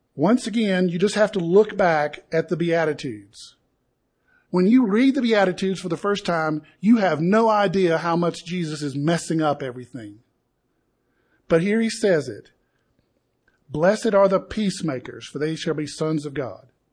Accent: Appalachia, United States; Camille and I grew up in the Appalachian culture.

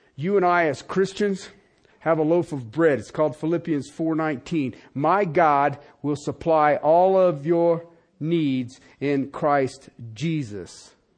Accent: United States; as an American

